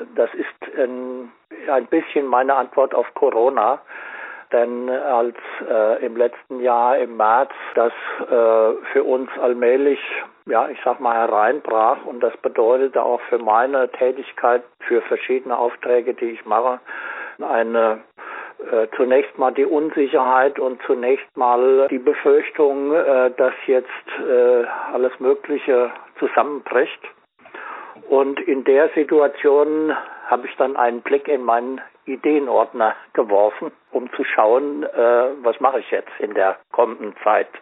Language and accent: German; near Marburg, Hesse, Germany; Ich äh, bin Marburger, ich bin äh, sogar nicht sehr weit äh, von Marburg äh, geboren, also nicht gebürtiger Marburger, aber lebe hier schon sehr lange